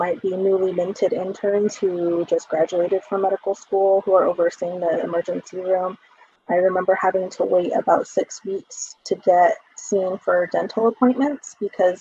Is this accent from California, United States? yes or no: no; Laguna Pueblo, New Mexico, United States; now in Albuquerque, United States; I am from the Mascuero Apache tribe and Laguna Pueblo, which is where I grew up. Currently, I reside on Tiwa territory in Albuquerque